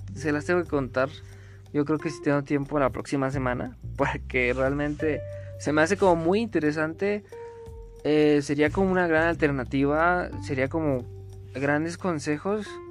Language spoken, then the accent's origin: Spanish; Río Frío, Mexico; moved away; also born or lived in Mexico City; a ver a mis papás al pueblo, a Río Frío